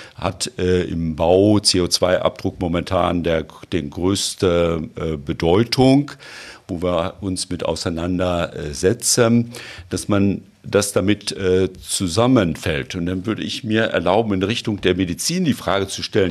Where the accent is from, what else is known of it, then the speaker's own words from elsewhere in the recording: Germany; bei uns in Deutschland